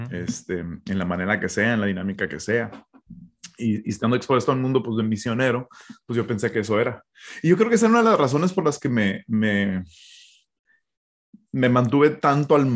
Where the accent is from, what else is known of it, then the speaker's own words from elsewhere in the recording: Hermosillo, Sonora, Mexico; also born or lived in United States; Entonces, ah, yo, crecí en México, ah, nací en Estados Unidos, pero mis papás ya estaban en México, yo fui hecho en México, gloria a Dios.